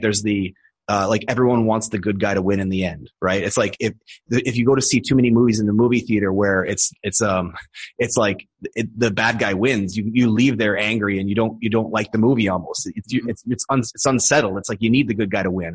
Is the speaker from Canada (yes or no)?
yes; Edmonton, Alberta, Canada; moved away as an adult; now in Thailand; I was born in Edmonton, and that's where I stayed until I was in my early twenties.